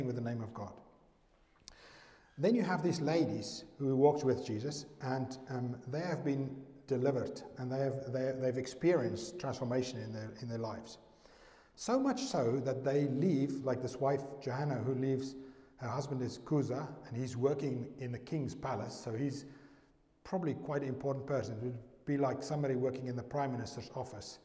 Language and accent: English; South Africa; I'm from South Africa